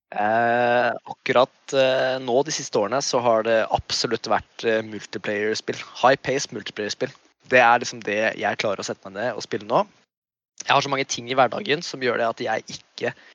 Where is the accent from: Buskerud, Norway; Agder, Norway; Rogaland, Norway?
Buskerud, Norway; Kongsberg; also born or lived in Indonesia; Og jeg er jo født og oppvokst i Kongsberg. Kongsberg-gutt i mitt hjerte.